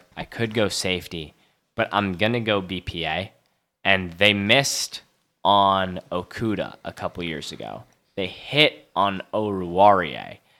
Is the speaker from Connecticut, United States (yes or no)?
yes; Connecticut, United States; Connecticut, where I'm from